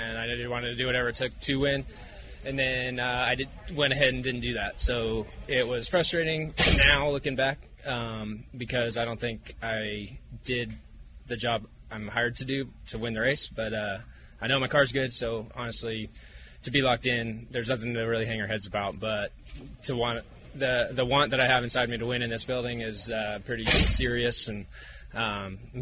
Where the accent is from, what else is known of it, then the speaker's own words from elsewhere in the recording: California, United States; we're both from California